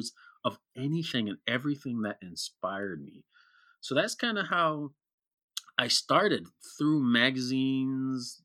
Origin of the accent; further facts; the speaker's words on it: Kenya; growing up in Kenya with the West African mm-hmm. community